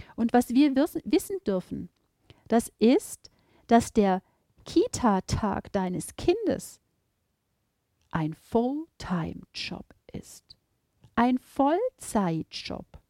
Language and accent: German; Baden-Württemberg, Germany; Bei uns in Baden-Württemberg